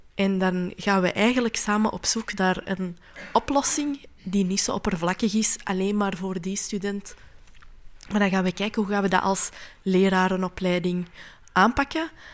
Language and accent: Dutch; Flanders, Belgium; als vrouw, als Marokkaanse, als Vlaamse, als moslima